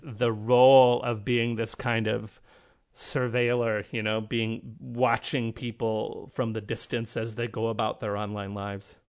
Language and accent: English; Canada; I'm Canadian